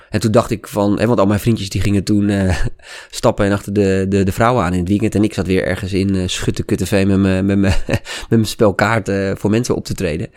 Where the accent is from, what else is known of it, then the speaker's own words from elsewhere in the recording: Amsterdam, North Holland, Netherlands; accent: Amsterdam; ik kom uit Amsterdam en ik was toen heel erg bezig met logopedie, ook om mijn Amsterdamse accent af te leren